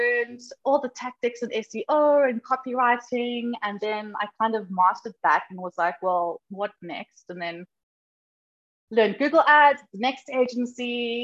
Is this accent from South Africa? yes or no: yes; Durban, KwaZulu-Natal, South Africa; moved away as an adult; now in Johannesburg, South Africa; I grew up in Durban